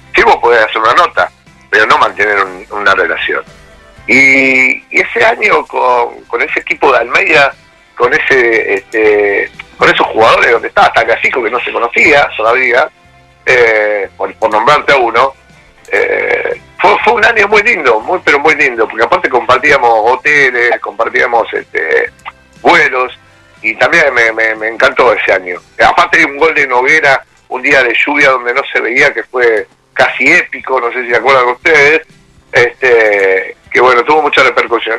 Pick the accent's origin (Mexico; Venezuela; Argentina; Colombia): Argentina; Rosario, Santa Fe; moved away as an adult; now in Pueblo Esther, Argentina; soy rosarino a morir